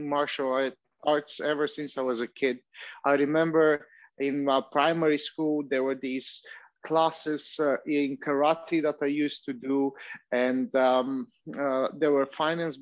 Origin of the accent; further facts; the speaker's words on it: Vratsa, Vratsa Province, Bulgaria; I joined a kickboxing club in my hometown in Bulgaria. I'm from Vratsa in Bulgaria